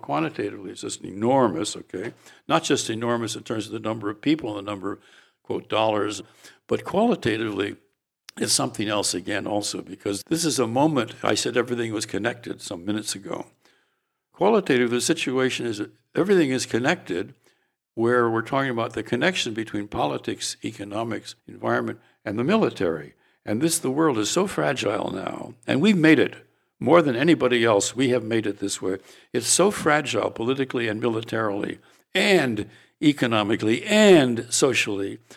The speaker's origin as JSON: {"language": "English", "town": "San Francisco", "region": "California", "country": "United States", "tie": "born or raised there", "said": "when I went to high school in San Francisco, and I grew up in the Italian quarter, North Beach"}